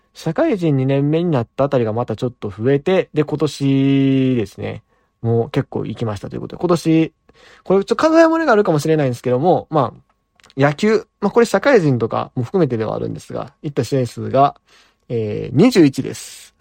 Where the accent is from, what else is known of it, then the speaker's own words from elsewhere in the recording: Amagasaki, Hyogo, Japan; 僕の出身はですね、兵庫県の尼崎というですね